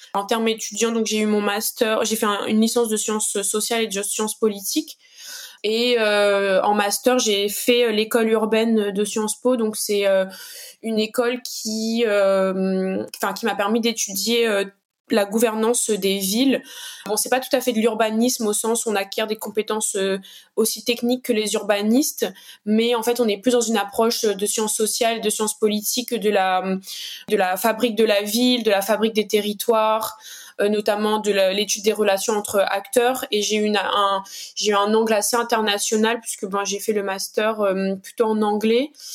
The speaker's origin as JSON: {"language": "French", "town": "Saint-Benoît", "country": "Réunion", "tie": "born or raised there", "also_born_or_lived": "Saint-Denis, Réunion", "said": "je suis originaire de l'Est de l'île, plus précisément de Saint-Benoît"}